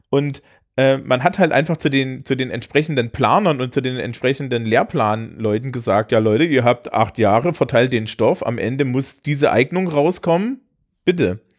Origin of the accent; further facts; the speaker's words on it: West Germany, Germany; dass ich ja als als äh, Westdeutscher, das war dann so die Idee